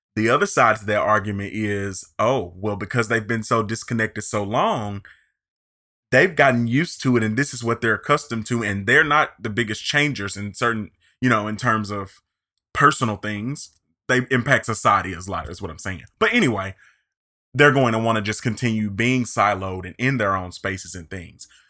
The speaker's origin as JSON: {"language": "English", "area": "near Pine Bluff", "region": "Arkansas", "country": "United States", "tie": "born or raised there", "moved": "yes", "said": "Little Old Pine Bluff, Arkansas, which is real close to my hometown"}